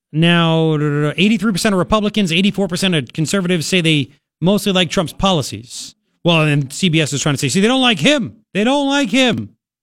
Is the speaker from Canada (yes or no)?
no; Long Island, New York, United States; now in Tucson, United States; I grew up on Long Island